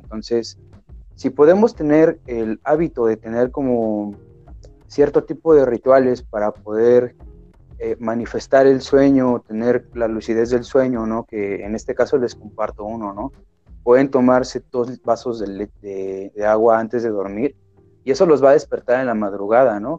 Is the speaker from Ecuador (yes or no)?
no; Mexico; mi país, que es México